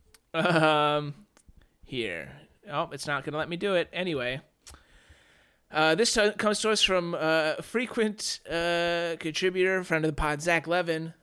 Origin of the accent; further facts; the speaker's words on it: United States; as an American